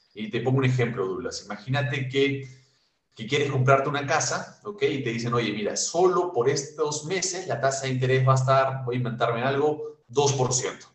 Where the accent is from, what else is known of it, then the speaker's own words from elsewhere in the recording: Peru; Nosotros como peruanos